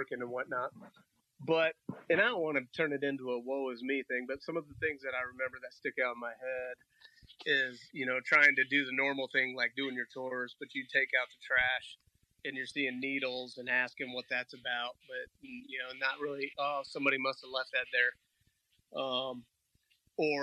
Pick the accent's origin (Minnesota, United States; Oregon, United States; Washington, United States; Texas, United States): Oregon, United States; Milwaukie; also born or lived in Southeast Portland, Oregon; For the most part, we grew up in Milwaukee, raised in Milwaukee